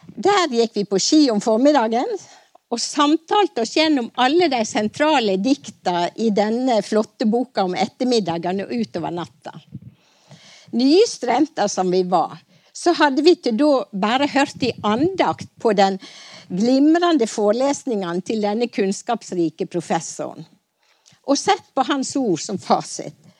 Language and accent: Norwegian; Stryn, Vestland, Norway; på den vesle Kvitmåla grendaskolen på Bergsida i Stryn der jeg vokste opp